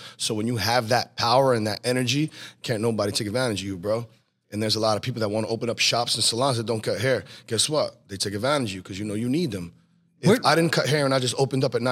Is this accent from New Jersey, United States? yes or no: yes; New Jersey, United States; also born or lived in Pennsylvania; I was born in PA. I moved to Jersey when I was 3, and I was pretty much raised in Jersey all my life.